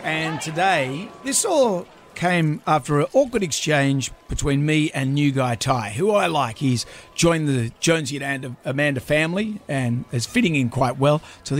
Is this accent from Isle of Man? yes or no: no; Cronulla, New South Wales, Australia; I'm from Cronulla.